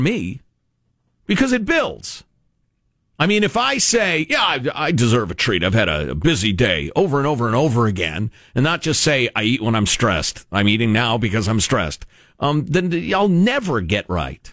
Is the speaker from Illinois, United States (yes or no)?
yes; Illinois, United States; Illinois, home of J.B. Pritzker, my home state